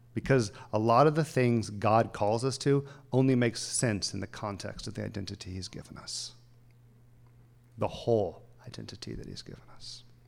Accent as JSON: {"language": "English", "area": "the South", "region": "Alabama", "country": "United States", "tie": "born or raised there", "moved": "yes", "lives_now": "Los Angeles, United States", "said": "born in Alabama, grew up in the South"}